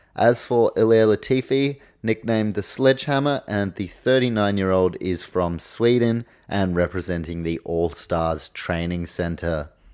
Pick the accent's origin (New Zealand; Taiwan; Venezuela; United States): New Zealand